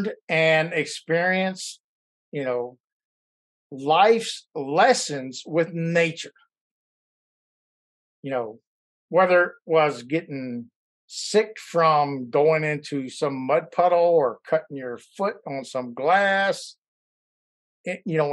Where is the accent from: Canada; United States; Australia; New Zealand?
United States; Louisiana; growing up in Louisiana